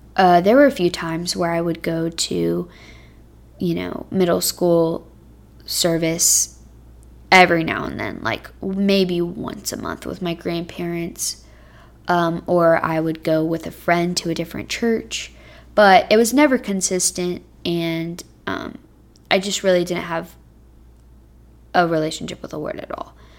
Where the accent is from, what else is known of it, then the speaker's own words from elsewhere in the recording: Texas, United States; moved away as an adult; now in Cincinnati, United States; Texas, which is my home state